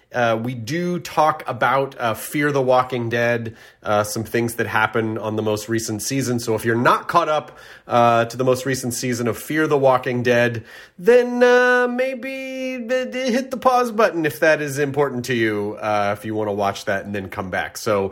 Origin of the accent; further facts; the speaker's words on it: Boston, Massachusetts, United States; now in Los Angeles, United States; I'm a nerd from Boston living in Los Angeles. Two cities, one girl.